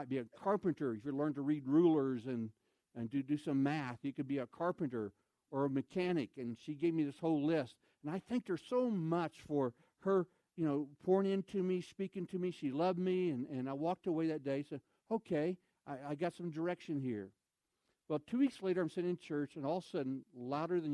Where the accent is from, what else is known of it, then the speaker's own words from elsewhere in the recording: 32 miles from Linneus, Missouri, United States; Second Baptist Church of Linnaeus, Missouri. It's 32 miles from my hometown